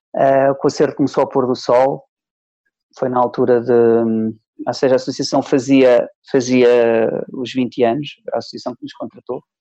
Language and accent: Portuguese; Trás-os-Montes, Norte, Portugal; also born or lived in Soeira; now in Lisbon, Portugal; estava de férias lá na, na minha terra, em Trás-os-Montes